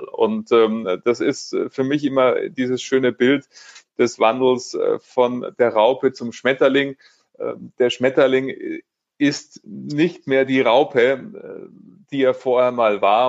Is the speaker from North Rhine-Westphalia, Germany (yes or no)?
no; Munich, Bavaria, Germany; Ich lebe in München, bin Münchner äh, und von dem her ist das auch weiterhin meine Heimatsparkasse